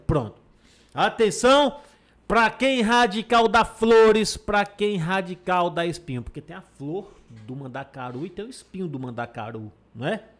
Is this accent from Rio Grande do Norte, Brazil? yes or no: no; Água Branca, Alagoas, Brazil; sou de Água Branca mesmo